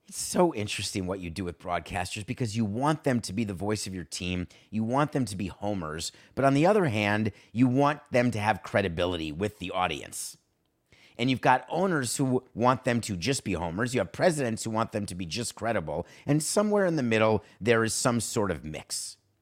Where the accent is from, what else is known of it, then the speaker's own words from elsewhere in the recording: Milwaukee, Wisconsin, United States; I'm from Milwaukee